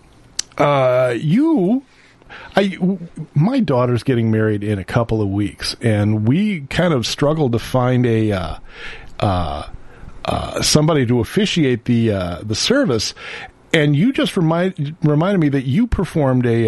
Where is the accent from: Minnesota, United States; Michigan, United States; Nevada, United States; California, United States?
Minnesota, United States; I grew up in Minnesota